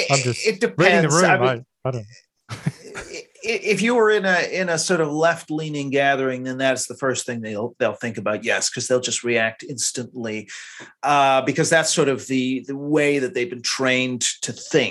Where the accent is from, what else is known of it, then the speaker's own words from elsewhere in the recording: Canada; now in London, United Kingdom; being Canadian